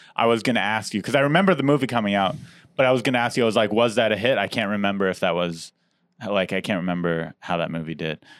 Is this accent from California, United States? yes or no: yes; San Diego, California, United States; I grew up in Diego